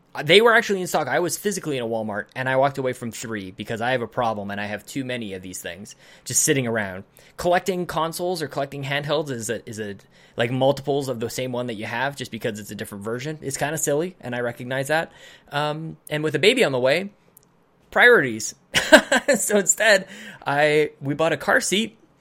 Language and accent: English; Canada; as a Canadian